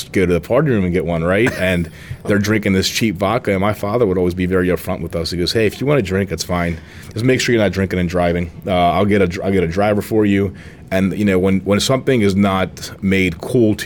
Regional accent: United States; also born or lived in Greece (ancestry); I love being American, Greek American

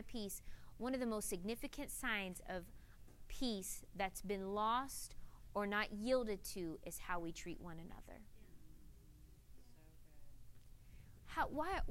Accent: north central Florida, United States; moved away; growing up in Florida, north central Florida, way in the country

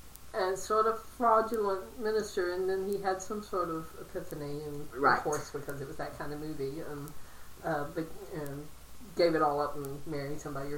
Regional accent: Stuart, Virginia, United States; also born or lived in Danbury, North Carolina; they didn't even have a hospital when Stuart at the time. Okay. I was born in Danbury, North Carolina, and didn't go back, ever. I've never been back to Danbury.

